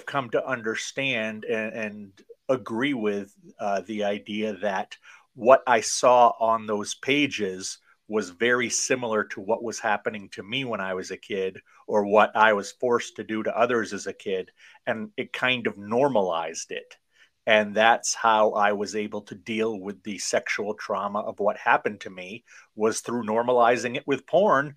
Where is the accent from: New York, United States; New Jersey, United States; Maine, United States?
Maine, United States; also born or lived in Tokyo, Japan; I am from Maine, born here and raised here